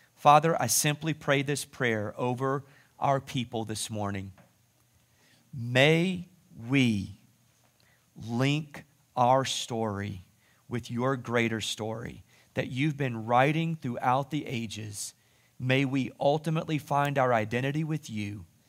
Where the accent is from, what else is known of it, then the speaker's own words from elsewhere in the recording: United States; I'm an American citizen. I'm even a proud American citizen. I speak the language